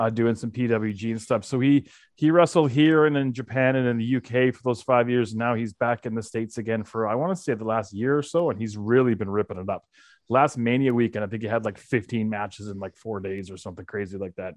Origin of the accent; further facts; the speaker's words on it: Calgary, Alberta, Canada; I was born and raised in Calgary